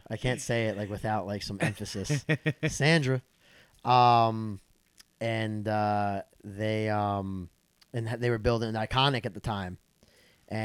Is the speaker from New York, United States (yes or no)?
yes; Mamaroneck, New York, United States; also born or lived in Bronxville, New York / Harrison, New York / Eastchester, New York / Yonkers, New York; now in Hartsdale, United States; Born and raised in Mamaroneck, New York. My entire family's from Yonkers, though. So I like to say that I was like the stepchild of Yonkers because a lot of my childhood was there, right on Cypress Street.